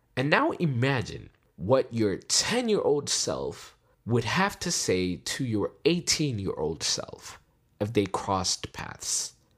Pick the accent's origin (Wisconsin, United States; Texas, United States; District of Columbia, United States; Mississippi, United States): District of Columbia, United States; Washington; We're from D C